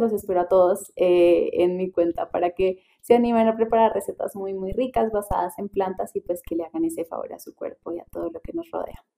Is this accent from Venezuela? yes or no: no; Paisa region, Colombia; en mi casa, como buena casa, paisa